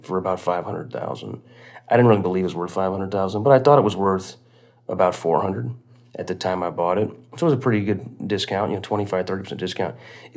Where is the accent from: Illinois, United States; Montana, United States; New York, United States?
Illinois, United States; Quincy; south of Quincy, Illinois, in my hometown